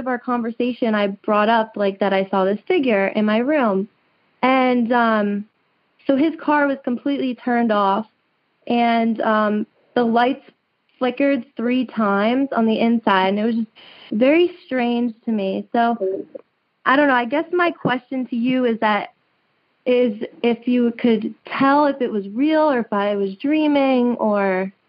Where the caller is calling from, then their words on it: New Jersey, United States; I'm calling from New Jersey right now.